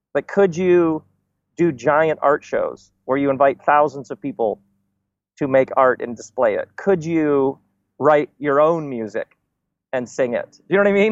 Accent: Michigan, United States; I grew up in Michigan, so in between Chicago and Detroit

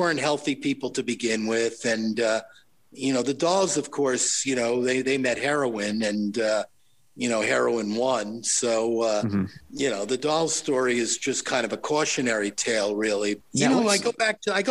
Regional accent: Long Island, New York, United States; moved away as an adult; also born or lived in Manhattan, New York; now in Los Angeles, United States; I came in from Long Island, you know, into Manhattan

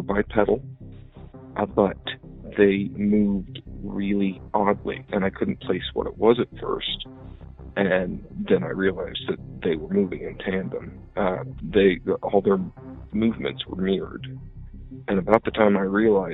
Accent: Iowa, United States; I'm from Iowa. I grew up on a road named Stony Hollow

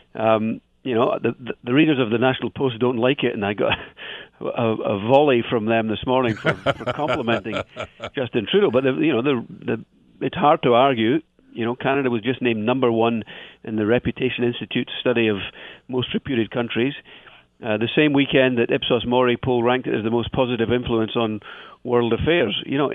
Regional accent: Scottish Borders, Scotland, United Kingdom; I'm from the Borders area

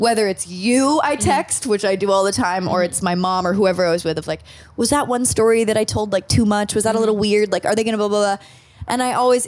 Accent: Malibu, California, United States; when I was a child, like 9, 10 years old, we grew up in Malibu

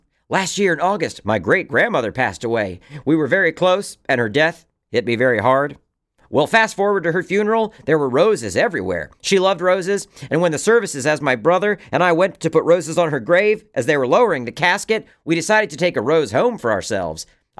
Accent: South West England, United Kingdom; I read recently that an amateur scientist called Andrew Cross lived near where I grew up in Somerset, England.

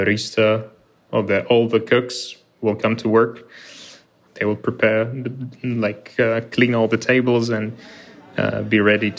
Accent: Ukraine; I'm from Ukraine.

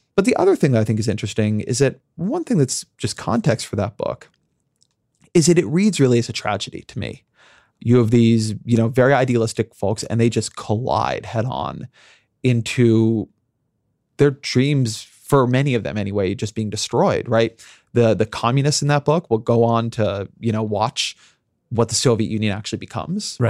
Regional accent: United States; I'm an American

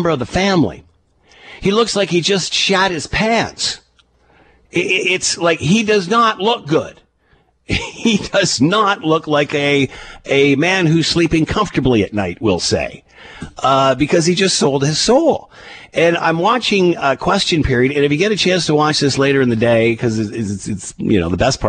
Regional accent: Canada; As a Canadian

